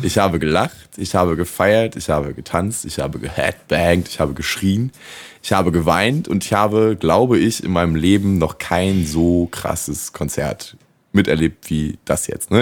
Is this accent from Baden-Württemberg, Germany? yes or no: no; Rostock, Mecklenburg-Vorpommern, Germany; bei uns zu Hause in Rostock